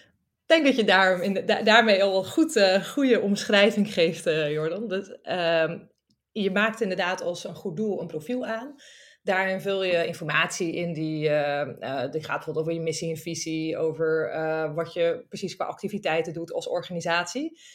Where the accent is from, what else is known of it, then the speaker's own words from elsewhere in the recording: Friesland, Netherlands; now in Amsterdam, Netherlands; Ik kom oorspronkelijk uit Friesland.